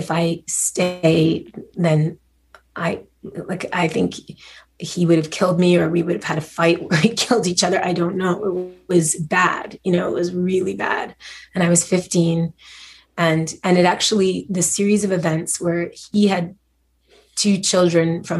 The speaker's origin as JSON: {"language": "English", "town": "Montreal", "region": "Quebec", "country": "Canada", "tie": "born or raised there", "said": "I grew up in Montreal"}